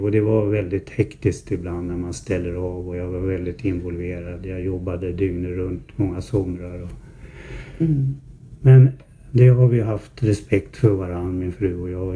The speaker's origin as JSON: {"language": "Swedish", "town": "Herräng", "region": "Stockholm County", "country": "Sweden", "tie": "born or raised there", "said": "Jag är född 1952 här i Herräng."}